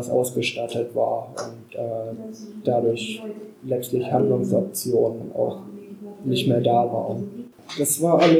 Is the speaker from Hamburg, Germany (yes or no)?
no; Lower Saxony, Germany; äh, ich komme aus dem Landland.